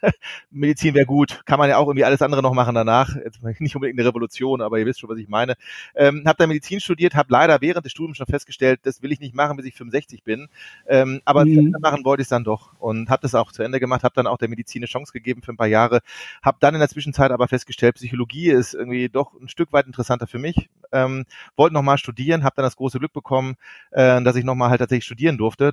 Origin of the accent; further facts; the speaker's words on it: Ruhr area, North Rhine-Westphalia, Germany; komme aus dem wunderschönen Ruhrgebiet, äh, bin halber Holländer, halber Deutscher